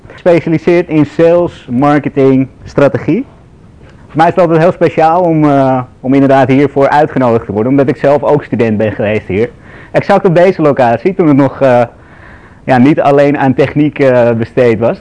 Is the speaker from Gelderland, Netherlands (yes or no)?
no; Amsterdam, North Holland, Netherlands; ik ben zelf, zoals je hoort, ik ben Amsterdammer